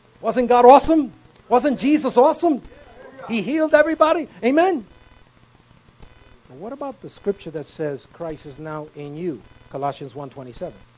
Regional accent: New York City, New York, United States; born or raised there

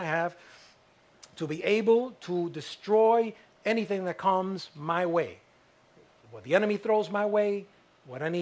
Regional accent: United States; I'm an American

